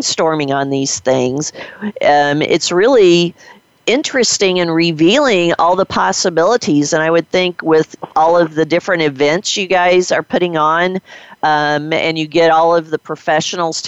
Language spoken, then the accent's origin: English; Missouri, United States; I was born and raised in Missouri